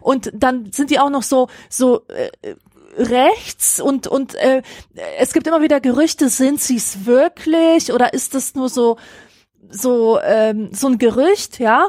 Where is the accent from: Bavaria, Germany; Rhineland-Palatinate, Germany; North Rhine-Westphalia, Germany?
North Rhine-Westphalia, Germany; Grevenbroich; Also ich halt in Grevenbruch